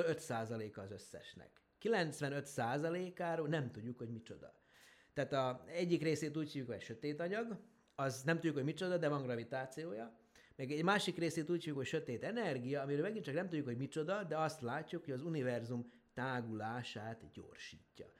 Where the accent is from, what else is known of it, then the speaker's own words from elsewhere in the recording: Horgoš, Vojvodina, Serbia; Ugye én Horgoson nőttem föl, az ugye mai Szerbiában, akkor Jugoszláviában volt található